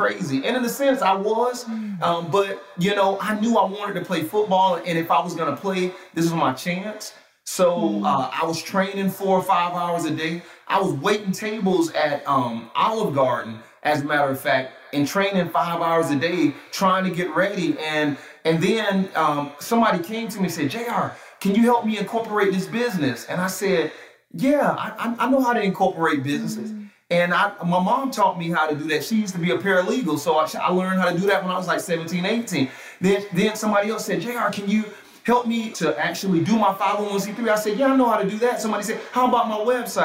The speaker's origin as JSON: {"language": "English", "town": "Atlanta", "region": "Georgia", "country": "United States", "tie": "born or raised there", "said": "growing up in South Atlanta"}